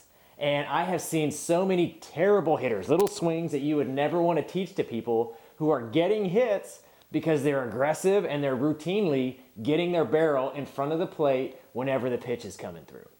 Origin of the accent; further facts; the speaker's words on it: California, United States; I was from California.